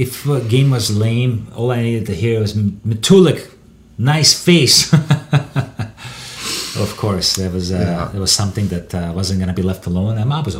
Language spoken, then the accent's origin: English; Texas, United States; I mean, I grew up in Texas.